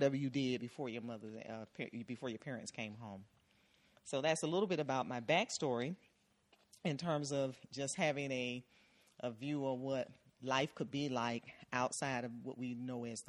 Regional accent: Miami, Florida, United States; I grew up in the Miami area. I was in a community that was referred to as Brownsville

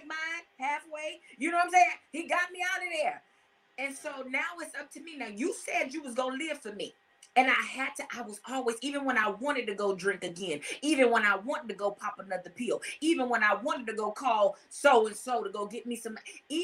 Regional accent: Compton, California, United States; also born or lived in Los Angeles, California; now in Atlanta, United States; I'm from Compton, California

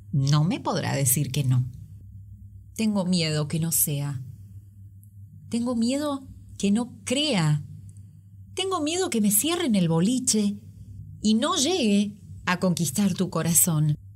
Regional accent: Mercedes, Buenos Aires Province, Argentina; now in Bolivia; de Mercedes, provincia de Buenos Aires. Vivo en Bolivia desde hace 10 años

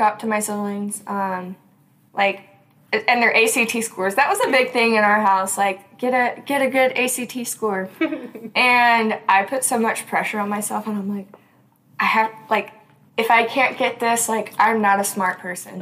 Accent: Clinton, United States; I grew up in Clinton. We live out in the country. I've never moved houses once

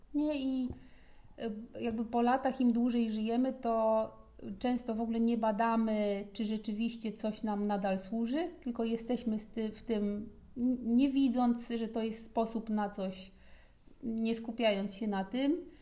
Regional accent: Podlaskie Voivodeship, Poland; po pierwsze się wychowywałam na Podlasiu i tam się zbudowała moja gigantyczna więź z naturą

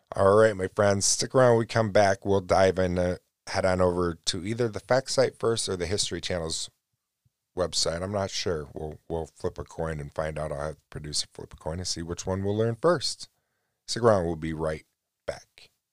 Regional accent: New York, United States; I'm born and raised in New York.

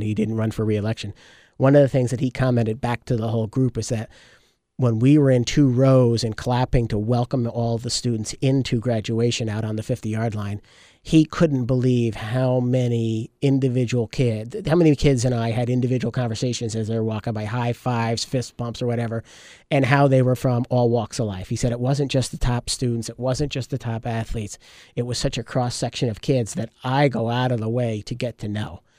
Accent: Port Jervis, New York, United States; growing up in Port Jervis

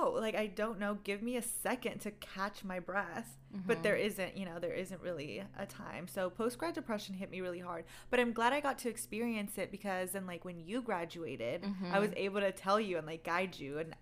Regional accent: Bay Area, California, United States; moved away as an adult; also born or lived in Glendale, California; now in Los Angeles, United States; I'm originally from the Bay Area

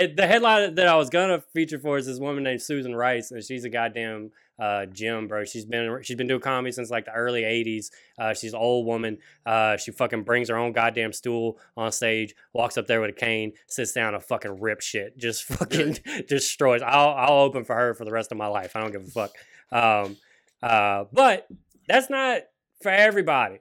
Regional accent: Louisiana, United States; growing up in Louisiana

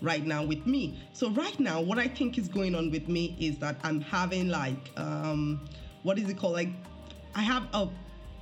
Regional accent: Nigeria; moved away; as a Nigerian

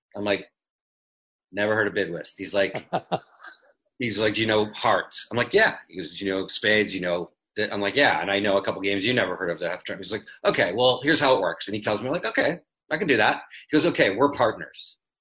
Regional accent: Canada; moved away; I grew up in in Canada in the '60s

